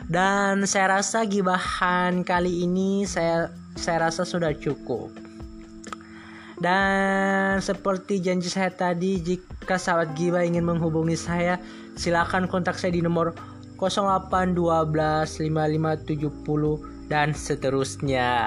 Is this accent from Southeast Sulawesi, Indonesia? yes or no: yes; Wawonii Island, Southeast Sulawesi, Indonesia; saya merupakan seorang anak yang lahir dan tumbuh besar di Pulau Wauni, Sulawesi Tenggara kurang lebih 19 tahun.